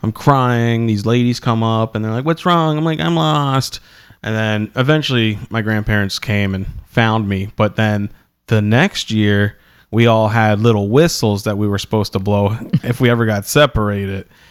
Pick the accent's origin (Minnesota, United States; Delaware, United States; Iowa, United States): Delaware, United States